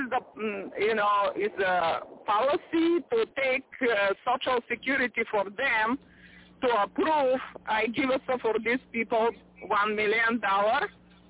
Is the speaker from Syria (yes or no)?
no; Bulgaria; English is a second language; now in Las Vegas, United States; No, I'm not from Russia, but I'm raised in Bulgaria.